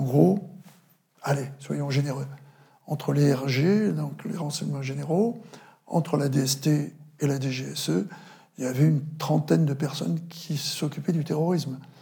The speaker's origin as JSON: {"language": "French", "area": "Vendée", "region": "Pays de la Loire", "country": "France", "also_born_or_lived": "Paris", "said": "j'accompagnais ma, famille chez moi en Vendée"}